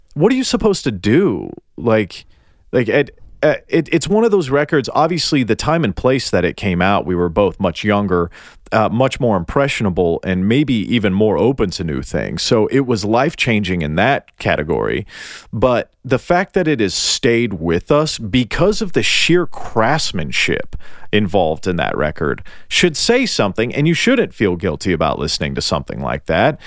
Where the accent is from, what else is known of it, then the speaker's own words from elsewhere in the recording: Tennessee, United States; I'm from Tennessee